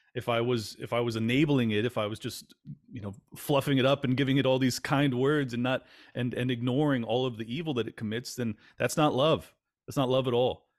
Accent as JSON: {"language": "English", "region": "California", "country": "United States", "tie": "born or raised there", "moved": "yes", "said": "I grew up in California"}